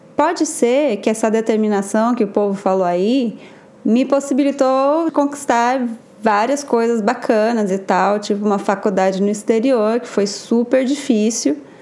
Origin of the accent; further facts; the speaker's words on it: interior of São Paulo, Brazil; sou do interior de São Paulo